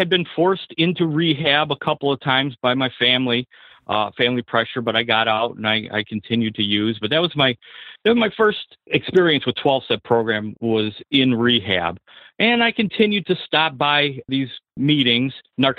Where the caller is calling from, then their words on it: Michigan, United States; Hi, Seth. … I'm from Michigan.